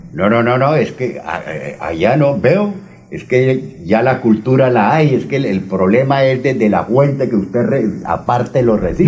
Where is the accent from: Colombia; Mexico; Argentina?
Colombia; Barrancabermeja, Santander; moved away as an adult; also born or lived in Charalá; now in Bucaramanga, Colombia; Yo soy un ciudadano charaleño, criado en Barranca, viví 30 años allá, 15 ahora nos regresamos a mi pueblo y 10 llevo aquí en Bucaramanga